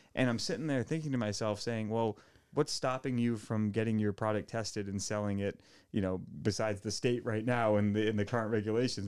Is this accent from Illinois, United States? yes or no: no; Portsmouth, Rhode Island, United States; now in Warren, United States; I grew up in Portsmouth, and, uh, I, I live in Warren now